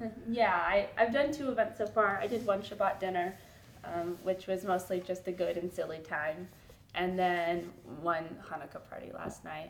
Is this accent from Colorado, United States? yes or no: no; Los Angeles, California, United States; moved away as an adult; now in Washington, D.C., United States; I'm from Los Angeles, California